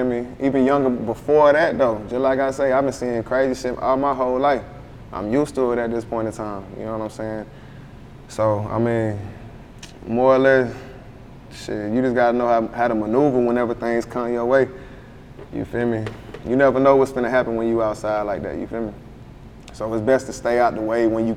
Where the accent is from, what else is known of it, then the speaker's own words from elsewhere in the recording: Conway, South Carolina, United States; also born or lived in Myrtle Beach, South Carolina; I was born in Conway